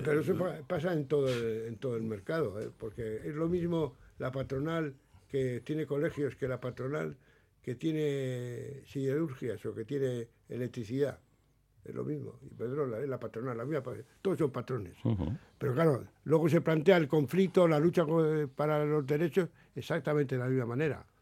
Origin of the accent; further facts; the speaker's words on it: Basque Country, Spain; los que somos del País